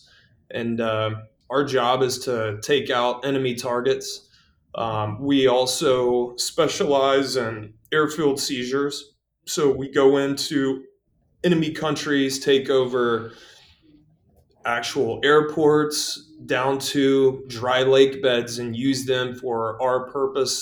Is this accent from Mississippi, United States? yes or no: yes; Gulfport, Mississippi, United States; moved away; I was born and raised in Gulfport, Mississippi, born in 1978